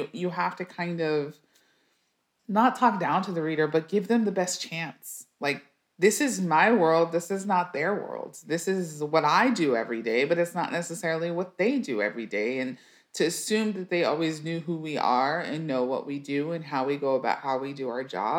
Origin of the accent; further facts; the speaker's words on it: El Paso, Texas, United States; So my dad played high school basketball. And so it's a big basketball place in the Southwest in particular there.